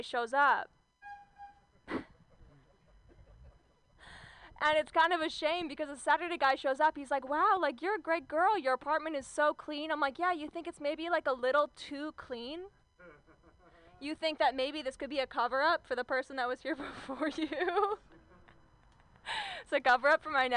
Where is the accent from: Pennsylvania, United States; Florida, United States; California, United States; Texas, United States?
California, United States; Southern Orange County; I grew up in Southern Orange County